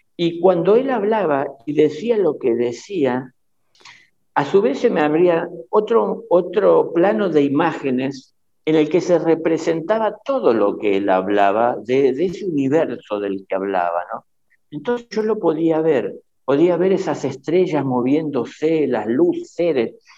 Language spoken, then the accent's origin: Spanish; Buenos Aires, Argentina; la casa donde yo nací, que en realidad fue en la ciudad de Buenos Aires, en la capital